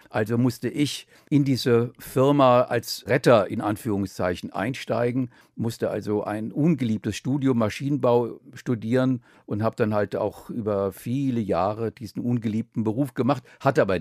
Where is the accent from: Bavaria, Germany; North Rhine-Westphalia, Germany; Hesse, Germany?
Hesse, Germany; Offenbach am Main; direkt in Offenbach geboren